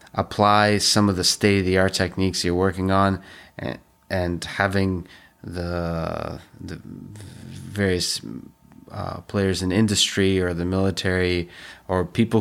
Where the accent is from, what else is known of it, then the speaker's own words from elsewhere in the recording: Russia; English is a second language; I grew up in the Soviet Union.